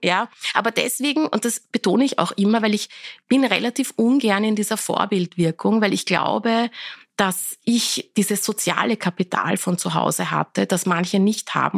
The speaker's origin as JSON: {"language": "German", "region": "Vienna", "country": "Austria", "tie": "born or raised there", "also_born_or_lived": "Iran", "said": "Ich habe auch meine Schulzeit dann, äh, wir waren dann die Volksschule, habe ich dann schon in Wien besucht"}